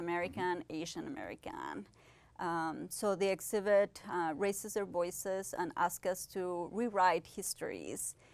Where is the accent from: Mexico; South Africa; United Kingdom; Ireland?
Mexico; Ciudad Juárez, Chihuahua; moved away as an adult; also born or lived in Pittsburgh, United States; I was born in Chihuahua, Mexico, and I basically grew up in Ciudad Juarez, the border between United States and Mexico.